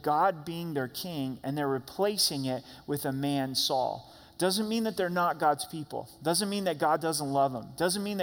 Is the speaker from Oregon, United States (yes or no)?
yes; Southern Oregon, United States; Growing up in Southern Oregon, logging was a big part of the community